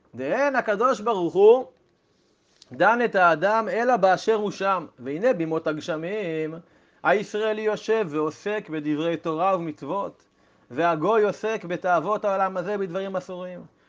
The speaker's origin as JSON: {"language": "Hebrew", "country": "Israel", "tie": "born or raised there", "said": "שגדלתי ב- במשק חקלאי ובילדותי הייתי בקיבוץ עם, עם שדות חיטים"}